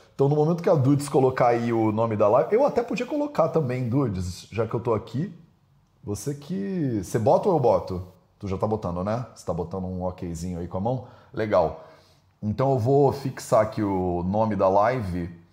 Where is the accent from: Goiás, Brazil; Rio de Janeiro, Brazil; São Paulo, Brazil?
Rio de Janeiro, Brazil; Eu tô aqui como carioca já